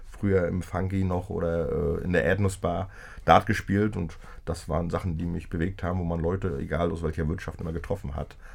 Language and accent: German; Greifswald, Mecklenburg-Vorpommern, Germany; Also so kenne ich das eigentlich auch aus meiner Heimatstadt Greifswald.